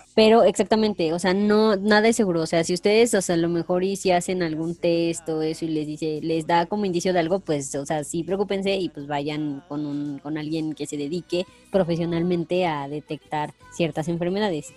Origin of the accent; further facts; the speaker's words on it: Pachuca, Hidalgo, Mexico; la capital, que es de donde yo soy